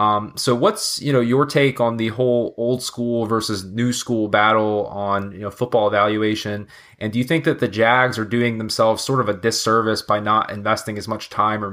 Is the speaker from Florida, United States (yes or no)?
yes; Jacksonville, Florida, United States; growing up, I'm from Jacksonville, Florida. You know, a lot of people consider us, you know, Southern Georgia to a certain extent.